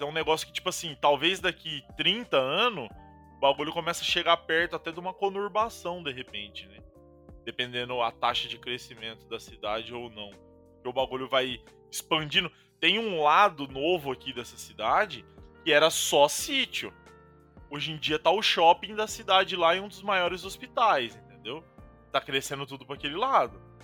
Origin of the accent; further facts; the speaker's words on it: Paraná, Brazil; pelo menos aqui, onde eu cresci, assim, é muito normal